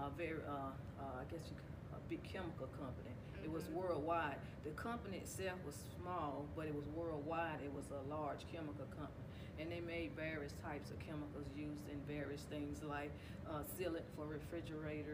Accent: Rock Hill, South Carolina, United States; where I'm from Rock Hill, South Carolina. I've been here all my life

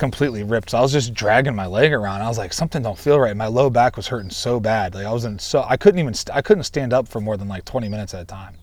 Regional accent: Ohio, United States; moved away; where I grew up in Ohio

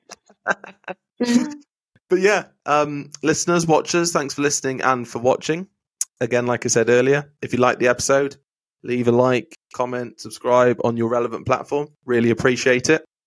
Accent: Wales, United Kingdom; moved away; also born or lived in Pembrokeshire; growing up in Wales

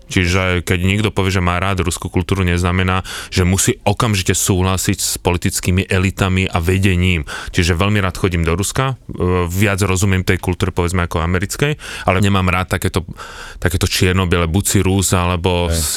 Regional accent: Bohemia, Czechia; born there; Ale tak ako, narodil som sa v Čechách

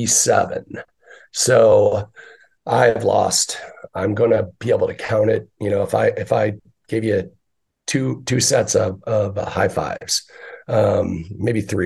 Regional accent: Northern Michigan, United States; now in Arizona, United States; I grew up in Northern Michigan in a Irish Catholic German community

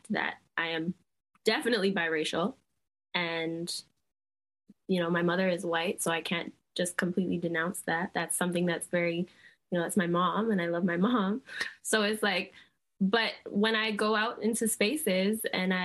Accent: Barbados; we're from Barbados

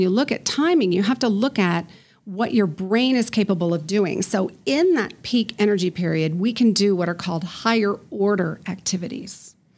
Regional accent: Colorado Springs, Colorado, United States; now in Denver, United States; I grew up in Colorado Springs on the Air Force Academy

